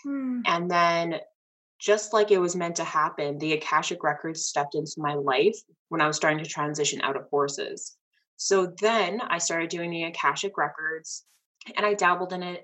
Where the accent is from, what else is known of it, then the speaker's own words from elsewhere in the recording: Canada; I'm Canadian